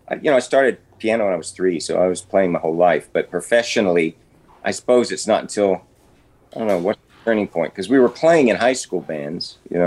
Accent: England, United Kingdom; also born or lived in Texas, United States; I was born in Texas, moved to England when I was 1 year old. I have no memory of Texas at all. So first memories are England.

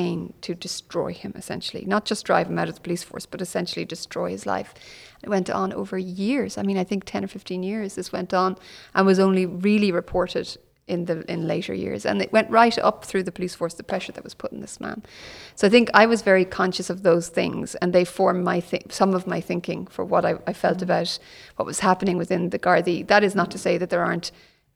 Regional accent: Galway, Connacht, Ireland; also born or lived in Cork, Ireland; I was born in Cork. My dad was a bank manager, which in those days meant you were moved around the country a lot. So we moved to Galway when I was 12 and I spent most of my childhood there and university there

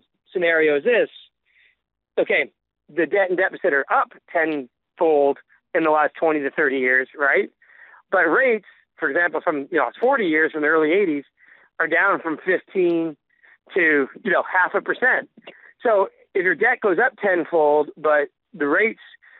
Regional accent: Canada; I'm Canadian.

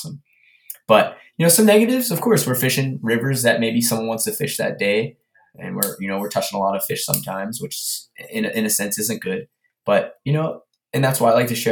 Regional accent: Pennsylvania, United States; I'm from Pennsylvania

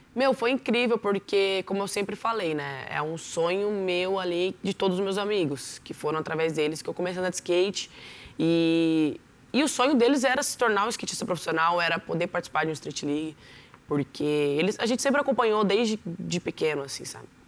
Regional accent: São José dos Campos, São Paulo, Brazil; E eu nasci em São José dos Campos, no bairro Novo Horizonte, ali em Cerejeiras. Morei 15 anos da minha vida lá

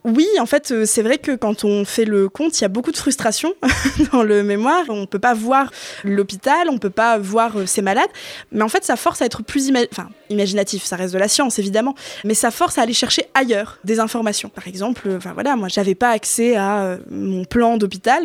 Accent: Flanders, Hauts-de-France, France; also born or lived in Artois; je suis revenue euh, sur mes terres, j'ai quitté l'Artois pour revenir en Flandre

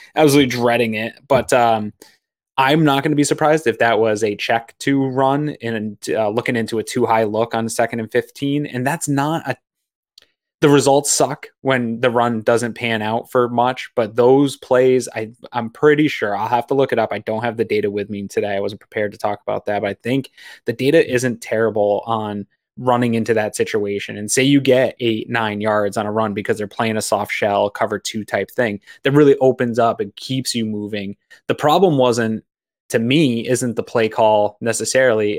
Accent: Maine, United States; now in Western New York, United States; I grew up in Maine, played a lot of golf as a kid in Maine

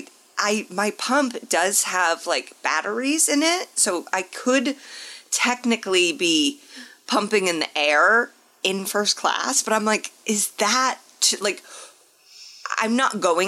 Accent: Indianapolis, Indiana, United States; moved away; I have been asked to MC a reproductive rights rally in my hometown of Indianapolis.

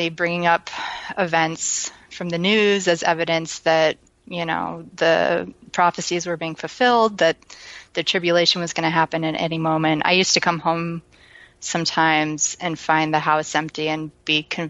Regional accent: Midwest, United States; also born or lived in Wisconsin; my childhood was, I don't know how representative of the Midwest it was

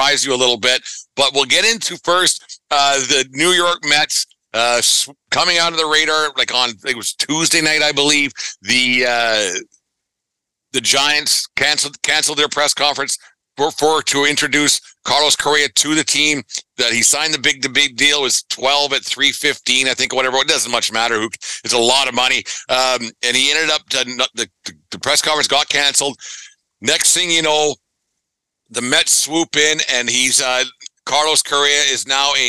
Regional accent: Western Canada, Canada; I'm from Western Canada

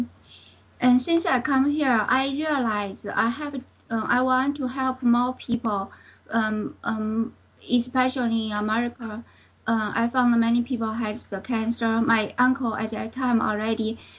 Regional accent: China; moved away as an adult; now in United States; I come from China in 1998 after I finished my PhD degree in China

